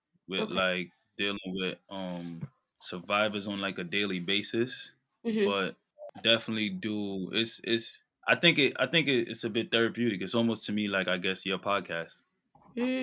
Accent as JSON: {"language": "English", "town": "New York City", "region": "New York", "country": "United States", "said": "I'm from Brooklyn, New York, East Flatbush area"}